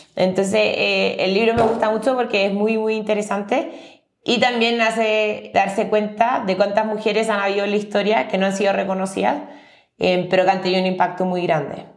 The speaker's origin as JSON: {"language": "Spanish", "country": "Chile", "moved": "as an adult", "lives_now": "Mexico City, Mexico", "said": "yo soy de Chile, que es un país mucho más pequeño"}